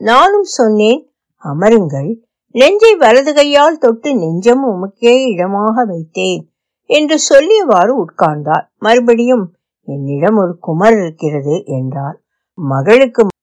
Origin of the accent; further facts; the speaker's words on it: Jaffna, Northern Province, Sri Lanka; moved away; என் பிறந்த ஊரில் மீதி வாழ்நாளை கழிக்க வேண்டும் என்ற விருப்பம் எனக்கு போர் முடிந்ததும் யாழ்ப்பாணத்துக்கு போய் நான் பிறந்து வளர்ந்த வீட்டை திருத்தி எடுத்து தங்கினேன்